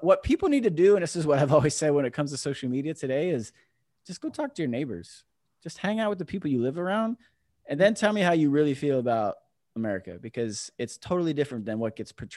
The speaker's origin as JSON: {"language": "English", "town": "Orlando", "region": "Florida", "country": "United States", "tie": "born or raised there", "also_born_or_lived": "New Jersey", "moved": "as an adult", "lives_now": "California, United States", "said": "I grew up in Florida. I was born in New Jersey, moved to Florida when I was 5"}